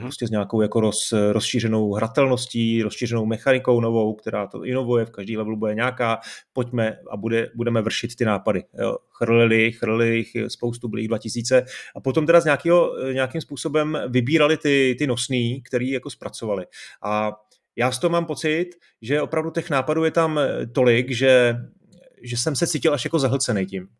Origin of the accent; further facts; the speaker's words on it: Czechia; tady u nás v Čechách